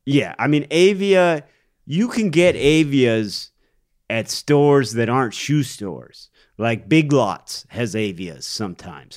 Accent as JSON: {"language": "English", "town": "Cleveland", "region": "Ohio", "country": "United States", "tie": "born or raised there", "said": "Cleveland, historically, has, my hometown has been the butt of many jokes."}